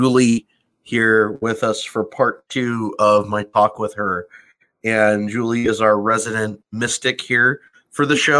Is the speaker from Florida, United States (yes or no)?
no; California, United States; moved away; also born or lived in New Mexico; I'm from California